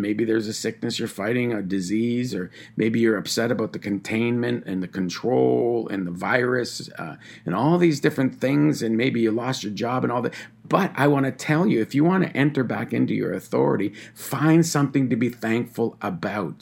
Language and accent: English; Tyendinaga Mohawk Territory, Ontario, Canada; I'm from the Tyendinaga Mohawk Territory